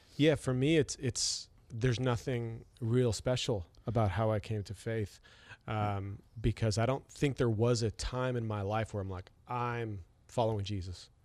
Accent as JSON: {"language": "English", "country": "Canada", "said": "I'm from Canada"}